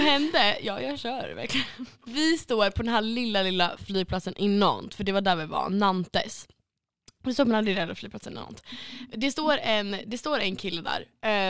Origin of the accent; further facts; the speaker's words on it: Sweden; jag ska säga suédois